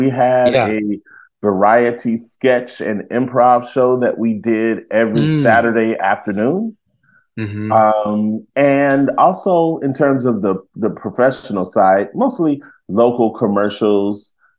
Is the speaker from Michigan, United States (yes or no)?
yes; Detroit, Michigan, United States; I grew up in Detroit, Michigan, so I know well about the snowball fights, and I'm not a fan.